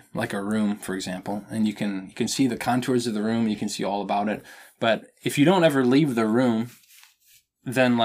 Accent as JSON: {"language": "English", "region": "Minnesota", "country": "United States", "said": "I am a Minnesotan man."}